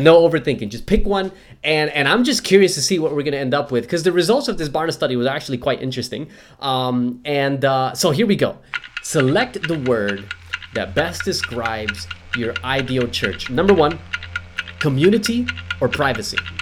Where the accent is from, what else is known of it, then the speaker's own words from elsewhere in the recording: United States; now in Australia; being an American